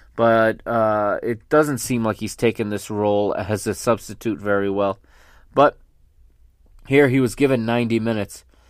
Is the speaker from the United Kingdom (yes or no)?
no; Caldas da Rainha, Portugal; My hometown, my home team